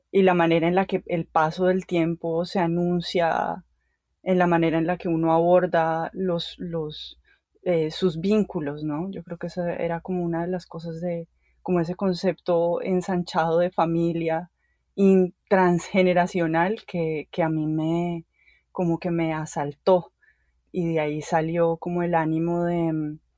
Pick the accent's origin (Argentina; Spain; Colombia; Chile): Colombia; now in United States; yo me fui de Colombia y llegué aquí a los Estados Unidos, donde todavía estoy